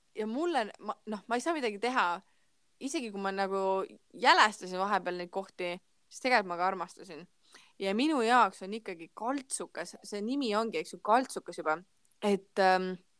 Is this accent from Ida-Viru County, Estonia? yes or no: yes; Ida-Viru County, Estonia; ma olen onju Ida-Virumaalt